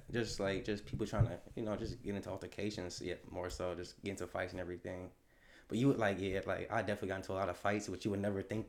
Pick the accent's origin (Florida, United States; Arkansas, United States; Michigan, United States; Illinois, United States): Michigan, United States; Detroit; also born or lived in Westland, Michigan